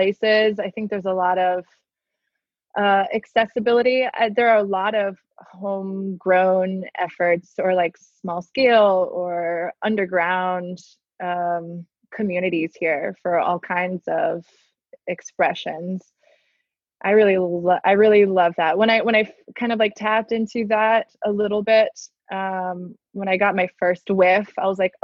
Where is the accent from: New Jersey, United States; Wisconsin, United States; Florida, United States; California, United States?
Florida, United States; Miami; also born or lived in China; now in Atlanta, United States; I'm from Miami originally. I've lived many years outside of Miami now